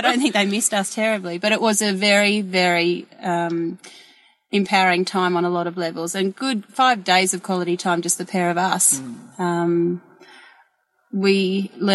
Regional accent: Queensland, Australia; born and raised in Queensland, and my family had cattle and horses and lucerne

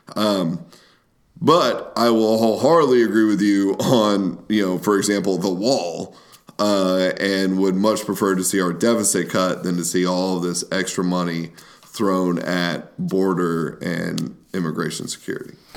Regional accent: United States; now in Kentucky, United States; we as the American people

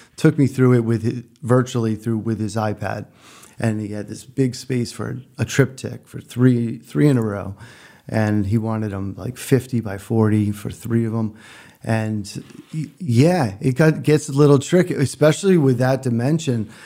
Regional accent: Connecticut, United States; moved away; also born or lived in Freeport, Maine; I grew up in Connecticut, but spent every summer of my life in Freeport, Maine

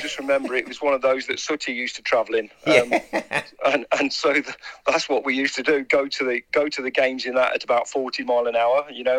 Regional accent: Black Country, West Midlands, United Kingdom; also born or lived in Kingswinford / Wolverhampton; and then I lived in Kingswinford for like pretty much most of my life before that as well. So, yeah, I'm a black country born and bred

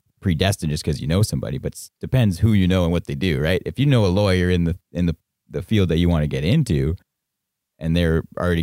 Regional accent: Northern Ontario, Canada; I'm from Northern Ontario

